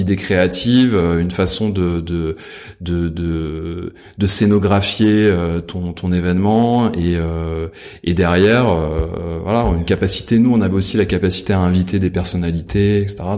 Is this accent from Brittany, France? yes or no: no; Versailles, Île-de-France, France; J'ai grandi à Versailles.